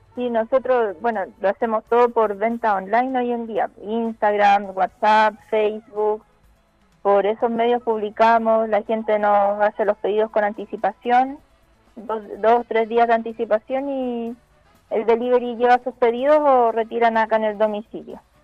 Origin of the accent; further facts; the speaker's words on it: Talagante, Santiago Metropolitan Region, Chile; nosotros somos de Talagante